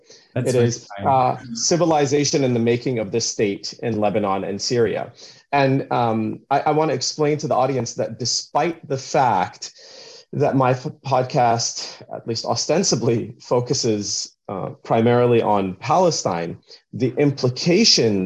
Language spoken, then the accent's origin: English; Canada; also born or lived in Vancouver; I'm Canadian as well